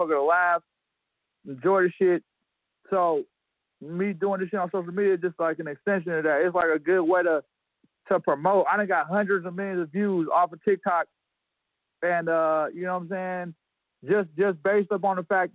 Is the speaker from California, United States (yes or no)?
yes; Berkeley, California, United States; We get it popping off in Berkeley, though. Berkeley, California